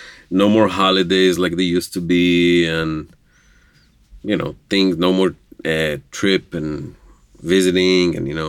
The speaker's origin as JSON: {"language": "English", "town": "Jerusalem", "region": "Jerusalem District", "country": "Israel", "tie": "born or raised there", "also_born_or_lived": "southern Israel", "first_language": "Hebrew", "second_language": "English", "moved": "as an adult", "said": "I am from Israel, Jerusalem, Israel. Born and raised, grew up, speaking Hebrew."}